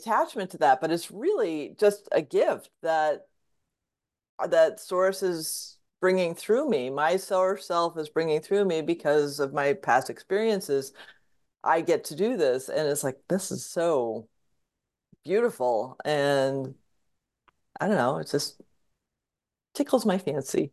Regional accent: Fairfield County, Southwest Connecticut, United States; I grew up in Southwest Connecticut in Fairfield County

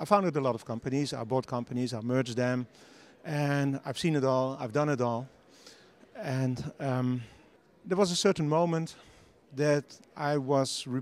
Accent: Netherlands; I live in the Netherlands. I'm from the Netherlands.

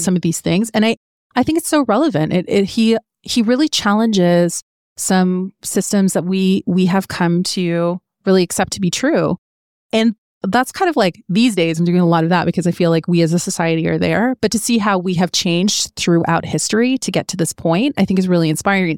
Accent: Canada; growing up in Canada means that we were raised with certain belief structures from our parents

